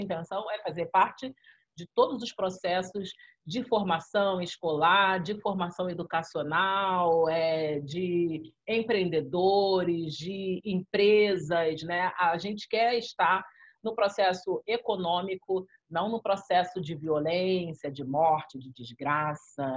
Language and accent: Portuguese; Rio de Janeiro, Brazil; also born or lived in Cinco Bocas favela (Brás de Pina, Rio de Janeiro); fui criada no Parque Esperança, parte da minha vida